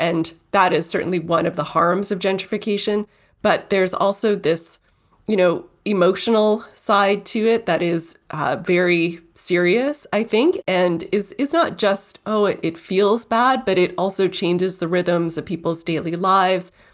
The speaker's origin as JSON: {"language": "English", "town": "Toronto", "region": "Ontario", "country": "Canada", "tie": "born or raised there", "said": "Toronto. That's my hometown"}